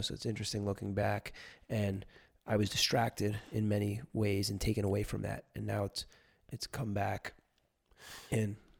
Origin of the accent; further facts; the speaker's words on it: New Jersey, United States; I'm from New Jersey.